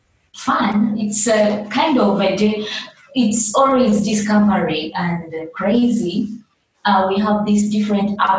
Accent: Kampala, Central Region, Uganda; moved away as an adult; now in Juba, South Sudan; I was born in Kampala in Uganda.

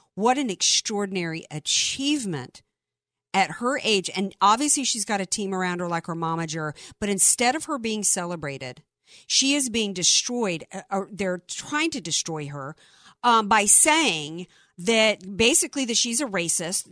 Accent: the South, United States; moved away; I grew up in the South

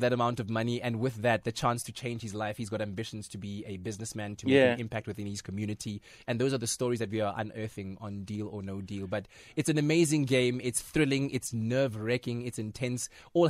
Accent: North West, South Africa; Kitswapochi. Well, Kitswapochi via Itoseng, Ikageng, via Phokeng.

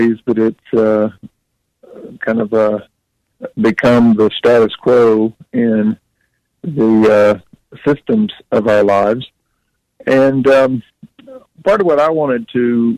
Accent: North Carolina, United States; I'm from the South. I grew up in North Carolina, actually not too far from Mayberry

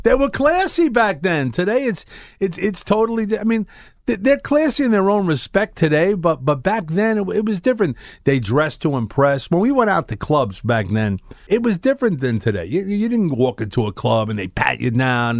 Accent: New York City, New York, United States; I'm from Brooklyn

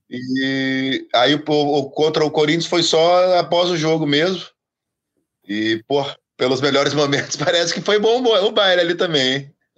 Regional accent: Curitiba, Paraná, Brazil; Sou, sou de Curitiba

